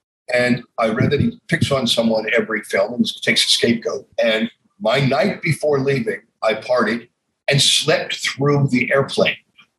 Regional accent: New York City, New York, United States; I grew up in New York

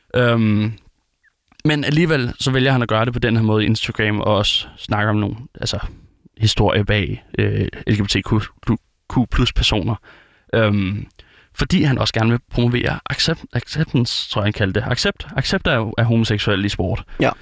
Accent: Denmark; det er jo op, hvor jeg er fra

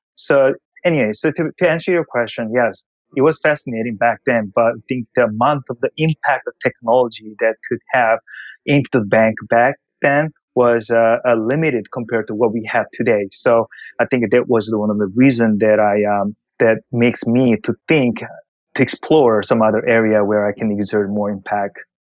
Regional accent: South Korea; English is a second language; moved away as an adult; also born or lived in Japan; I was originally born in Korea I grew up in Korea, but um, I moved to Japan for college.

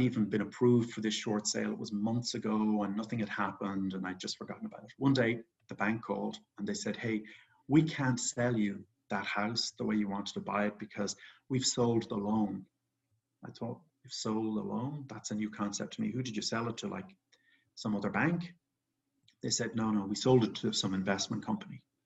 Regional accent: Ireland; moved away; I grew up in Ireland. I'm actually back in Ireland right now

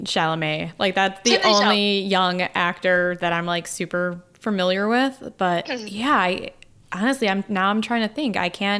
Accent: Chicago, Illinois, United States; as a teenager growing up on the South Side of Chicago

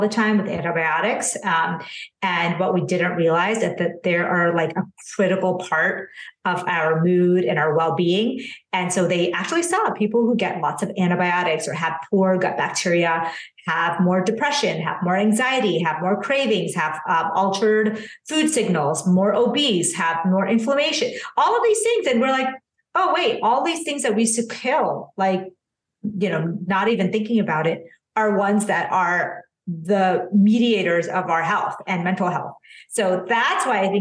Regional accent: United States; born or raised there; also born or lived in India

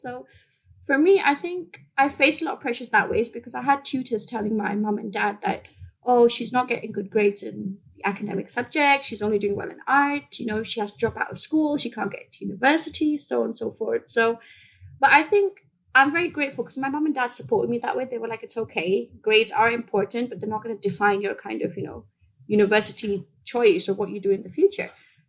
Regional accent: Bahrain; moved away as an adult; also born or lived in India; now in United Kingdom; So I was born in India. I moved to the Middle East in a place called Bahrain. It's next to Saudi Arabia when I was 6 months old. And I was raised there for until I was 18. And then I moved to the UK.

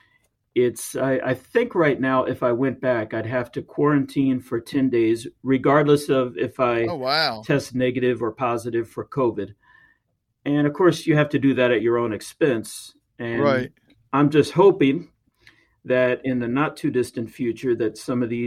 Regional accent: United States; moved away as an adult; also born or lived in Taiwan; As an American

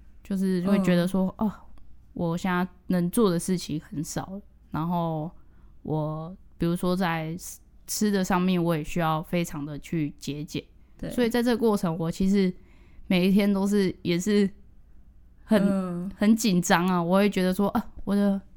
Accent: Yunlin County, Taiwan; now in Tainan, Taiwan; 我是云林，嗯，对啊，所以我就换了一个城市生活

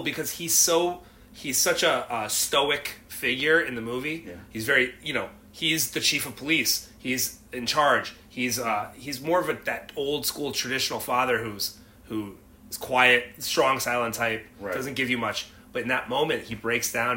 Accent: New England, United States; moved away; I'm from New England originally

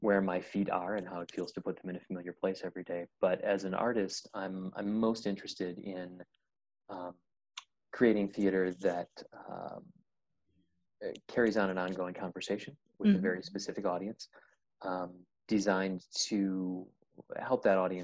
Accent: Whitewater, United States; I'm from Whitewater originally.

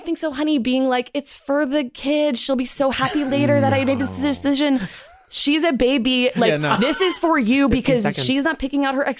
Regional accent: New Jersey, United States; In New Jersey, that's where all my friends in high school went, just to Claire's.

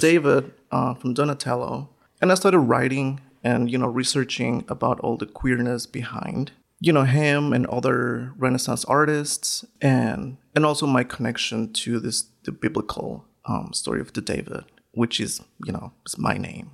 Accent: northern Mexico, Mexico; English is a second language; also born or lived in Schenectady, New York; now in Syracuse, United States; I was born in Mexico, northern part of Mexico, born and raised

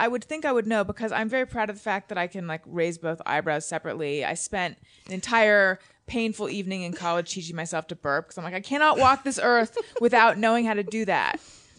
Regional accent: Corona del Mar, California, United States; also born or lived in Claremont / Costa Mesa; I hated growing up there. I hated it while I was growing up.

